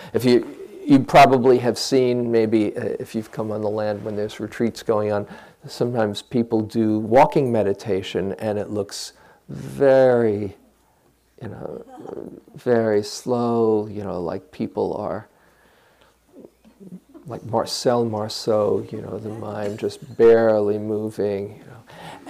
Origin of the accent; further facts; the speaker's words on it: California, United States; I'm from the Bay Area, you know.